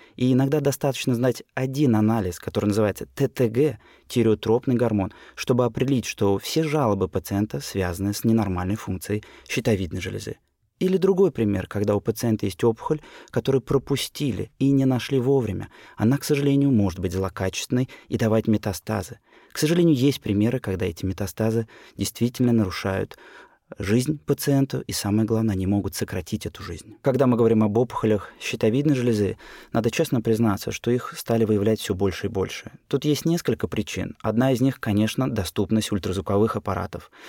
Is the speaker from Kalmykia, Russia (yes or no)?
no; Saint Petersburg, Russia; Родился в Ленинграде, работаю в Санкт-Петербурге